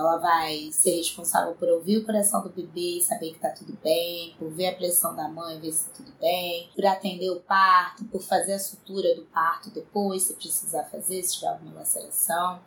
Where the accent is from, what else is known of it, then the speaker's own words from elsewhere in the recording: São Gonçalo, Rio de Janeiro, Brazil; eu nasci em São Gonçalo, cresci como uma menina de bairro pobre mesmo